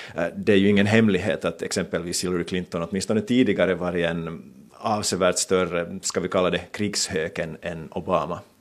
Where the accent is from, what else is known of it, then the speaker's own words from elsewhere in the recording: Finland; moved away as an adult; now in New York, United States; hemma i Finland